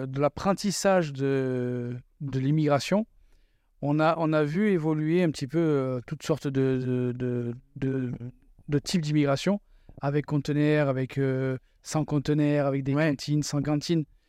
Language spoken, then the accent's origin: French; France; moved away as an adult; also born or lived in Quebec; now in Canada; chez nous en France